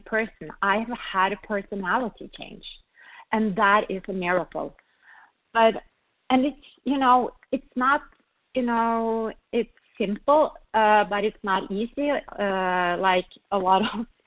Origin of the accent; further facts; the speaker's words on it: Norway; moved away; I come from Norway, a small little country up north where we think very little of ourselves. I came to this country